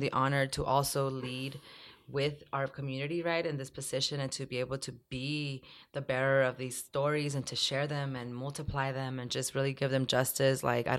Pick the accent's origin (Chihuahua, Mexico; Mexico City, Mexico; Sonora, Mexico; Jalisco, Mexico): Sonora, Mexico; Ciudad Obregón; also born or lived in Sinaloa, Mexico; Because we're not from Nogales, actually. {S1} Right. {S2} We're from Obregón, Sonora, from Estación Don, Picam, and Sinaloa, Los Mochis, and all that. So I was a border baby because of that fake border that was actually there.